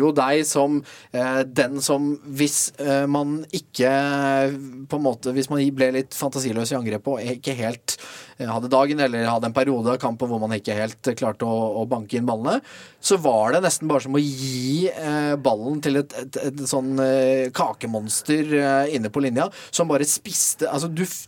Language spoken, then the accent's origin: Norwegian; Kragerø, Telemark, Norway; vi er begge fra Telemark. Ja. Vi spilte jo mot hverandre i ungdomstida, like gamle. Du for Notodden, jeg for Kragerø.